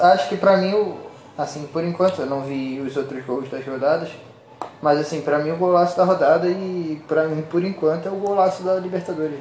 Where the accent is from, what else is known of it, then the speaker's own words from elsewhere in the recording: Rio de Janeiro, Brazil; also born or lived in Minas Gerais; Eu sou mineiro, nascido e criado em. Sou nascido em Minas, mas criado no Rio de Janeiro.